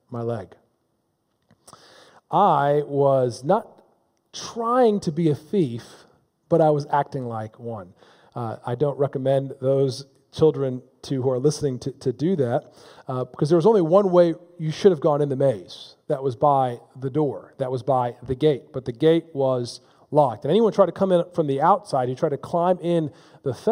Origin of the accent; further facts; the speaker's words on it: Palatine, Illinois, United States; I grew up in Palatine, Illinois